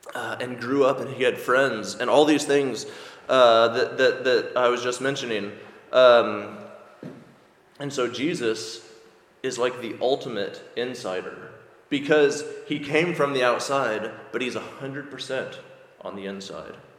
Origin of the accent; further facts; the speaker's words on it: United States; moved away as an adult; now in Ireland; if you can't tell from my accent, I'm from America